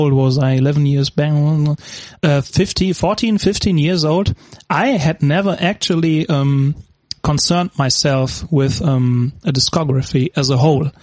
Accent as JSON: {"language": "English", "town": "Gelsenkirchen", "region": "North Rhine-Westphalia", "country": "Germany", "said": "I'm from Germany, Gelsenkirchen, too."}